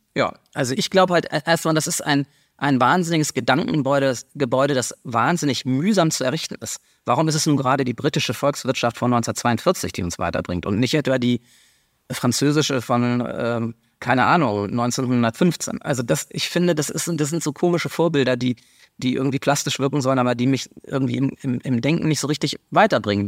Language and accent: German; Germany; wir als Deutsche